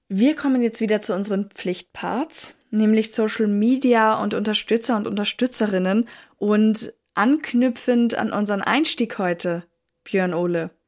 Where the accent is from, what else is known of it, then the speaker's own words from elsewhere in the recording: Northern Germany, Germany; ich bin Deutsche, ich gebe es offen zu. Aus dem hohen Norden komme ich her